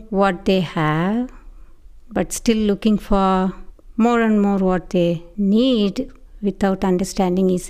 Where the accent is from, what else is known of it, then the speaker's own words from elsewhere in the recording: India; moved away; I grew up in India and I never heard about Thanksgiving till I came to this country.